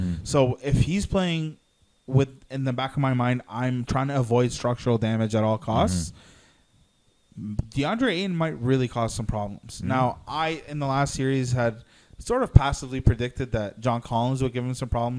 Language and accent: English; Slovenia; English is a second language; My home country, Slovenia, we qualified. So I was very happy about that. I celebrated yesterday with my Slovenian brothers.